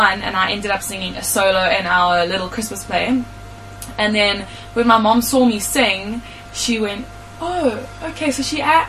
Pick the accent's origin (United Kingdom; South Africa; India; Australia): South Africa; Durban, KwaZulu-Natal; now in Johannesburg, South Africa; So I am originally from Durban